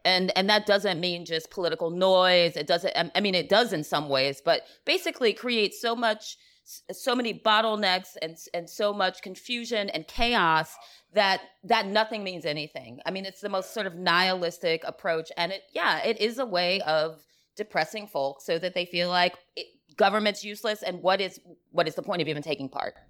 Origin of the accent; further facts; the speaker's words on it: the South, United States; now in New York City, United States; I'm from the South